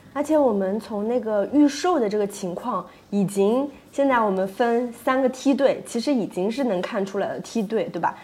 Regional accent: Jiangsu, China; moved away; 是我们老家的人爱看电影吗

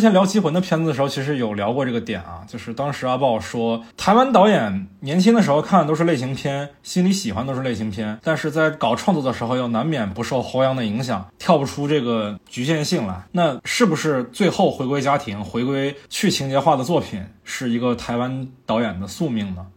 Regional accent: Fujian, China; now in Beijing, China; 我的老家福建

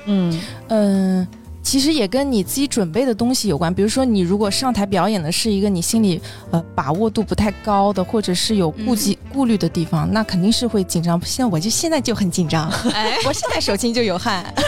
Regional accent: Shandong, China; now in Hangzhou, China; 我是山东人，现在在杭州

